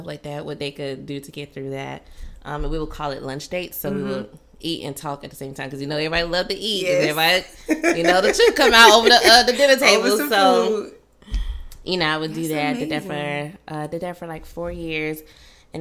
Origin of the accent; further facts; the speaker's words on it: Miami, Florida, United States; moved away as an adult; now in Baton Rouge, United States; I am originally from Miami, moved to Baton Rouge, Louisiana through TFA